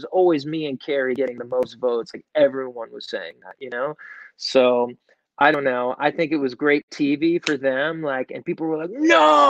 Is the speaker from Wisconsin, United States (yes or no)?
no; New York, United States; I was from New York, So I had a band in Brooklyn